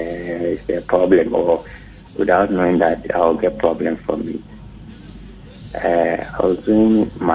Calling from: East Legon, Greater Accra, Ghana; Yes, I'm here from East Lego.

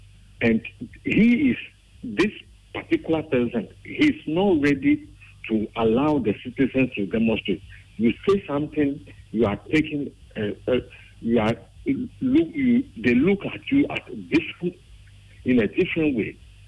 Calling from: Ghana; calling from Akosi.

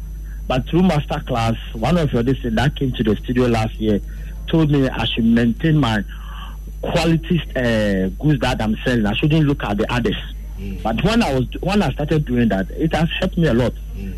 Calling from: Tudu, Greater Accra, Ghana; I'm calling from Tudu.

